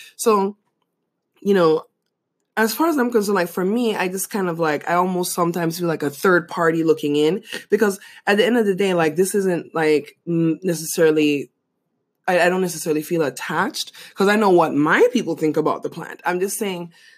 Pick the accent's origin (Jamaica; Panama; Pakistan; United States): Panama; moved away; growing up in Panama